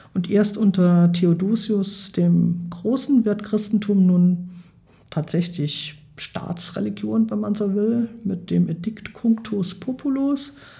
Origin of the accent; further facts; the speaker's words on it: Germany; bei uns in Deutschland